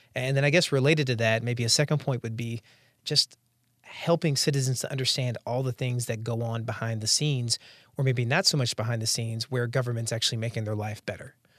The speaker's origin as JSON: {"language": "English", "town": "Durham", "region": "North Carolina", "country": "United States", "tie": "born or raised there", "also_born_or_lived": "Arkansas", "moved": "yes", "lives_now": "Washington, D.C., United States", "said": "I grew up in Durham, North Carolina. I was born in, uh, Arkansas"}